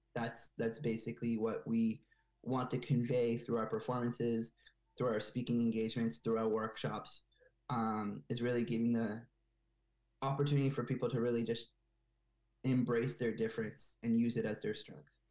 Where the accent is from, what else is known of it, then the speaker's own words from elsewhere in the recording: Bethesda, Maryland, United States; moved away as an adult; also born or lived in Montreal, Canada; now in Quebec, Canada; I grew up in Bethesda, Maryland, just outside of Washington D.C., and so uh, I did most of my uh, elementary and middle school and high school in the U.S.